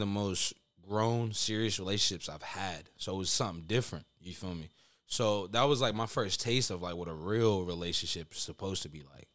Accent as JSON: {"language": "English", "country": "Honduras", "said": "I'm Hispanic for those listening that don't know. I'm from Honduras"}